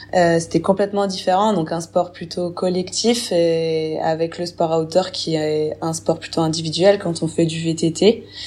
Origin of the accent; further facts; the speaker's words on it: Burgundy, Bourgogne-Franche-Comté, France; j'ai 27 ans, je suis originaire de Bourgogne.